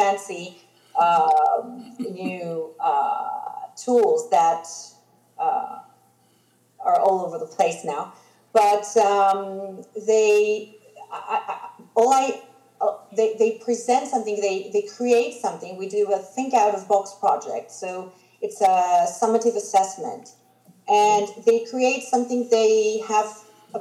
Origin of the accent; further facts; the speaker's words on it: Greece; first language Greek; English is a second language; I am Greek